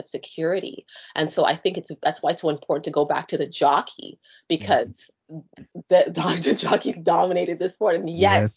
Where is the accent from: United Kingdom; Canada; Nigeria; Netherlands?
Canada; a kid that grew up in Canada